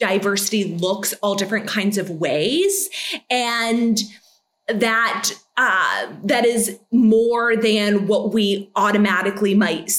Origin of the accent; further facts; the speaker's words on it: United States; moved away as an adult; now in Utrecht, Netherlands; I grew up in the States, so I don't understand the language.